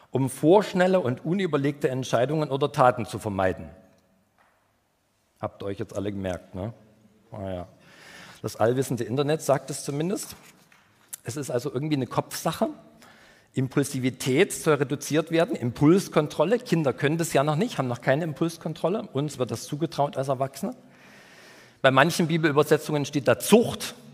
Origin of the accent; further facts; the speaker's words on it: Saxony, Germany; Ich komme ja aus dem Erzgebirge und da gibt es viele Berge und viele Kurven, ähm, also ursprünglich aus dem Erzgebirge